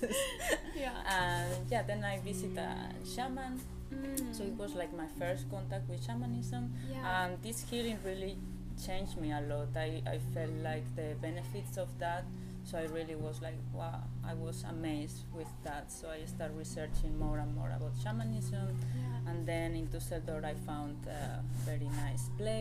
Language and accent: English; Spain; moved away as an adult; now in Germany; I come from Spain, I'm living in Germany since 8 years now